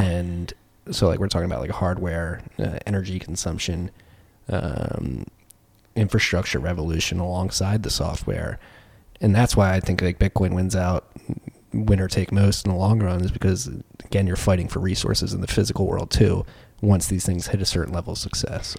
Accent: Philadelphia, Pennsylvania, United States; I come from Philadelphia.

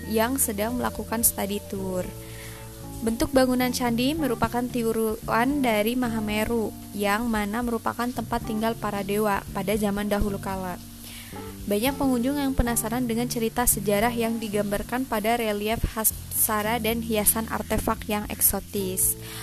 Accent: Temanggung, Central Java, Indonesia; kota Temanggung adalah kota kelahiran saya

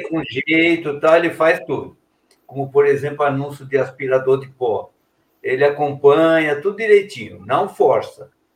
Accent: São Paulo, Brazil; moved away as an adult; also born or lived in Belo Horizonte; somos de São Paulo, mas eu fiquei muitos anos em Belo Horizonte

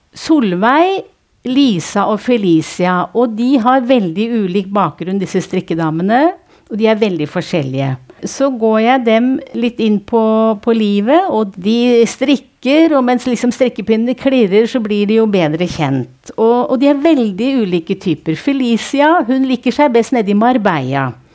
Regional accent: Nittedal, Akershus, Norway; Jeg er fra Nittedal

